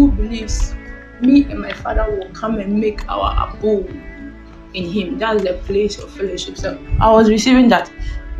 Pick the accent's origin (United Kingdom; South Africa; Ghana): Ghana; I'm from Ghana